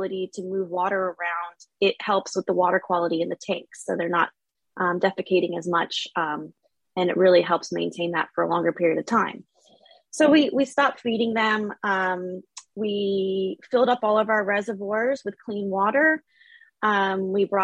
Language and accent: English; Florida, United States; also born or lived in Australia / Maine; I'm from Florida, so I wanted to come back home